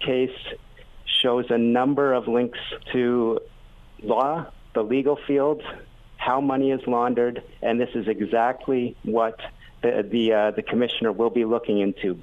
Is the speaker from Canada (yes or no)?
yes; Ontario, Canada; moved away as an adult; also born or lived in Vancouver; I'm from Ontario